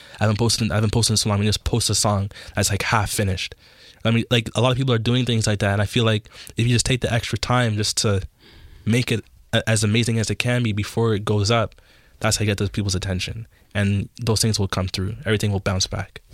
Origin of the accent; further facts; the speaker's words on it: Toronto, Ontario, Canada; I grew up in Jane and Finch and, like, in, um, North York area.